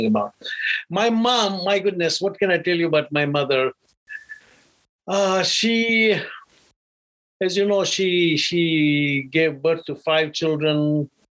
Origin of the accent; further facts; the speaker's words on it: Uganda; I was born in Uganda in a small village called Busambatia.